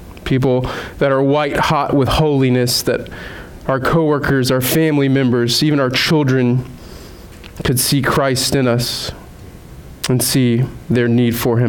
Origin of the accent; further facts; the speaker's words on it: Southeast, United States; also born or lived in Rhode Island; now in Vermont, United States; growing up in the Southeast